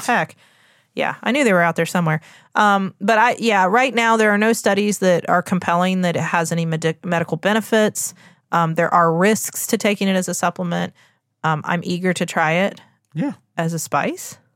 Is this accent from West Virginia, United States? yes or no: yes; West Virginia, United States; I'm from West Virginia, the home of pepperoni rolls.